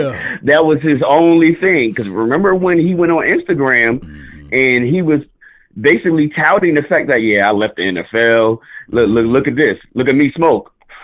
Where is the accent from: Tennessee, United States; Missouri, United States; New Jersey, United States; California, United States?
New Jersey, United States; I'm from Jersey, man.